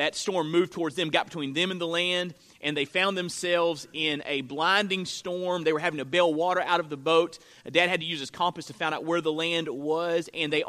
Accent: Florida, United States; I'm from Florida, and we live in a county that has coastal land

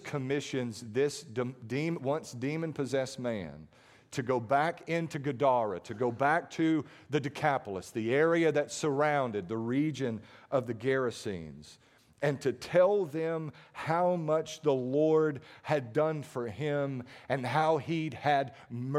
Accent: Starkville, Mississippi, United States; now in Mathiston, United States; I grew up in Starkville

